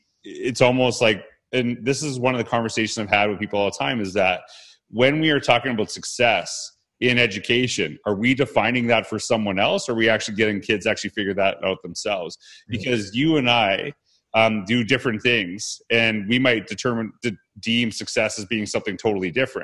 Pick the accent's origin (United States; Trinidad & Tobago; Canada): Canada; where you grew up in Ohio versus, you know, where I grew up in Canada